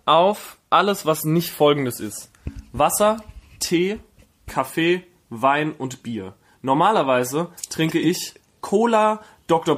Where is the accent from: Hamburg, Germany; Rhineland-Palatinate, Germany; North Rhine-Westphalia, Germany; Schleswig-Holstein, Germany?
Rhineland-Palatinate, Germany; Herxheim; now in Berlin, Germany; in Herxheim, wo ich herkomme, da gibt's das Kleinwaldsprudel